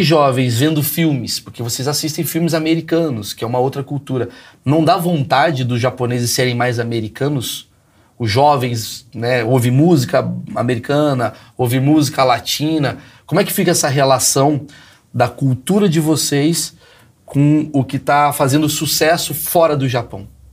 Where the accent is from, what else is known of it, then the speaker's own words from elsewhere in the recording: Brazil; nós brasileiros